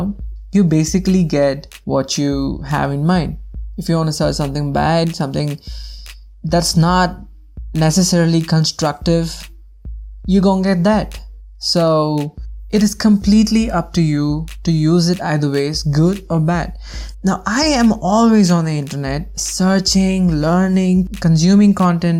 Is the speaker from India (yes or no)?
yes; Bangalore, Karnataka, India; I am from India, specifically from Bangalore